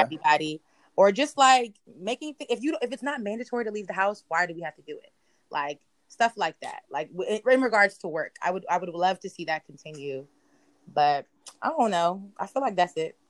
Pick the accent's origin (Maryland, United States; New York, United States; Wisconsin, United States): Maryland, United States; Prince George's County; moved away as an adult; now in Philadelphia, United States; I'm not from Baltimore. I'm from PG County.